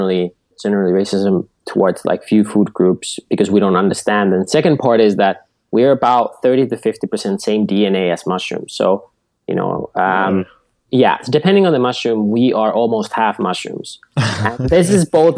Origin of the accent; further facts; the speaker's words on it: Finland; moved away; Originally, I grew up in Finland at our family farm.